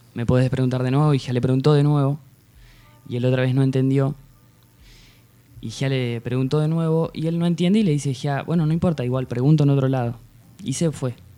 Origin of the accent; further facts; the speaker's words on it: Tandil, Buenos Aires Province, Argentina; moved away as an adult; nací acá en Tandil